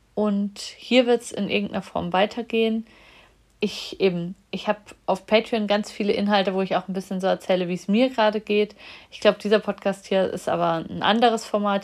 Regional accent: Germany; in der DDR, wo ich geboren bin

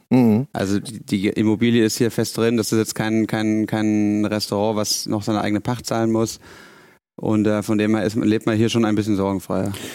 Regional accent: Bavaria, Germany; moved away as an adult; now in Hamburg, Germany; ich bin zwar in Bayern geboren und aufgewachsen, aber meine Mama ist aus Hessen, von dem her Haben wir nie so bayerisch daheim gesprochen

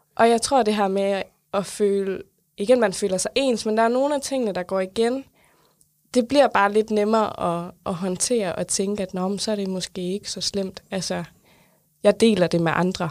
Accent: South Jutland, Southern Denmark, Denmark; now in Funen, Denmark; Jeg er opvokset i Sønderjylland, bor nu på Fyn

